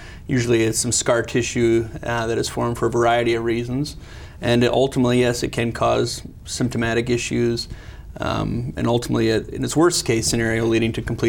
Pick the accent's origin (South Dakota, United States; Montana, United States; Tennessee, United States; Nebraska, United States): South Dakota, United States; Sioux Falls; also born or lived in Chicago / Los Angeles; Yeah, so I'm a born and raised South Dakotan. I grew up in Sioux Falls, went to high school there